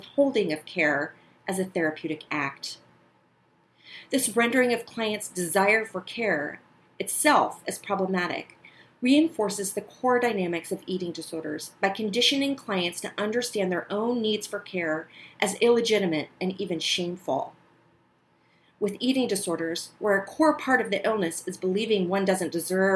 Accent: the panhandle of Florida, United States; I grew up in the panhandle of Florida in the 70s and 80s

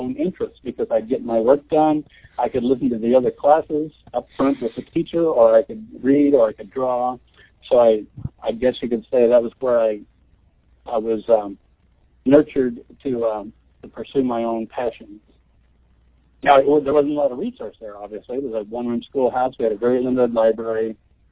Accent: Nebraska, United States; I'm from Nebraska. I grew up on a farm

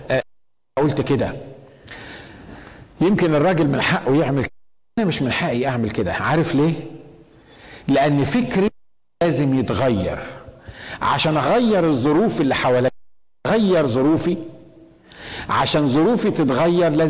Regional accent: Egypt; moved away as an adult; لما جيت جديد من من من مصر

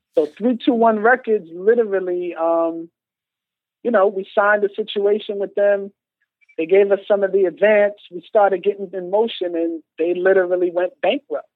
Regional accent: New York City, New York, United States; also born or lived in Bronx, New York / Landover, Maryland; came back to New York and was in Far Rockaway, Queens. Okay and chilled there to probably early high school

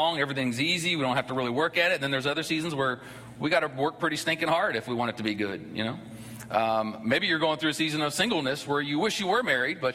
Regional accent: Ohio, United States; now in Georgia, United States; I grew up in Ohio.

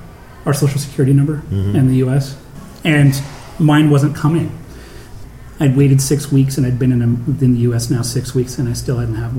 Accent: Canada; now in United States; I noticed when I first moved there that as a Canadian and the whole sort of racial tension that goes on in the U.S., it's like, it's not my fight.

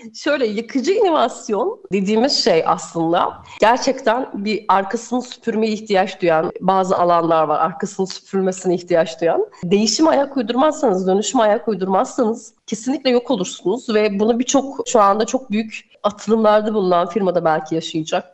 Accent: Erzurum, Turkey; ben Erzurumluyum. Evet. Daha aslen işte Trabzon

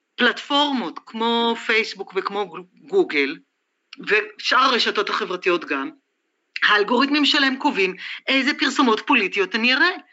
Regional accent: Israel; שאני לא אהיה הישראלית היחידה

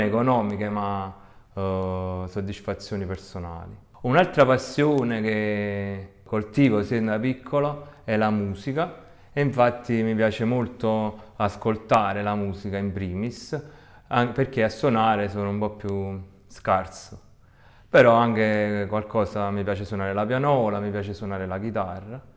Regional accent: province of Salerno, Campania, Italy; also born or lived in Florence; vengo dalla provincia di Salerno, che è in Italia, vicino alla più famosa Napoli

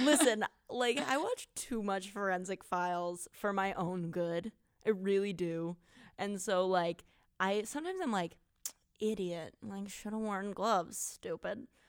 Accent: Wisconsin, United States; we're from Wisconsin

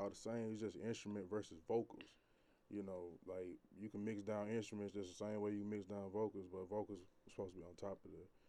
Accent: Thomaston, Georgia, United States; I'm from Thompson, Georgia.

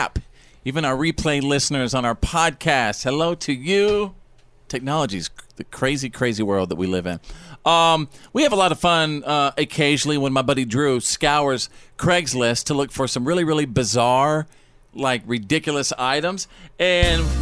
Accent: Bowie, Texas, United States; when I was growing up in Bowie, Texas

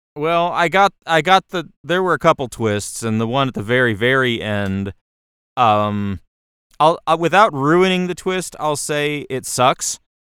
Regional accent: United States; I'm an American

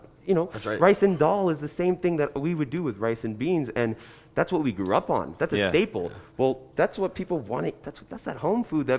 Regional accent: New Jersey, United States; I'm from New Jersey.

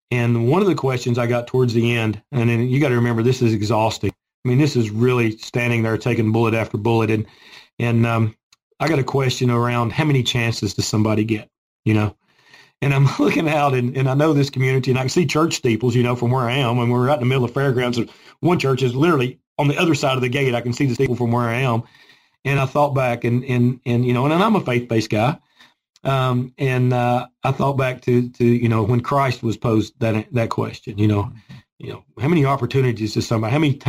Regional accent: Gray, Tennessee, United States; I grew up in Boone's Creek, which is Gray, Tennessee. Okay, my address was Gray, Tennessee as a kid. This is my community, mm-hmm. where I was born and raised.

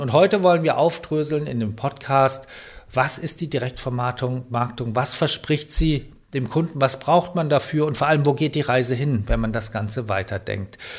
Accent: Germany

